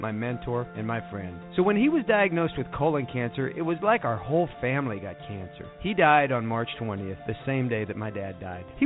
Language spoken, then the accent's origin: English; Ohio, United States; moved away; where I grew up in Ohio